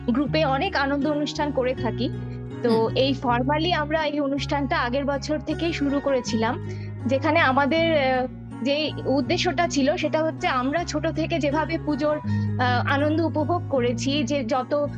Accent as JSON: {"language": "Bangla", "town": "Kolkata", "region": "West Bengal", "country": "India", "moved": "yes", "lives_now": "Stockholm, Sweden", "said": "এখানে আমরা অনেকগুলো বাঙালি সব কলকাতার"}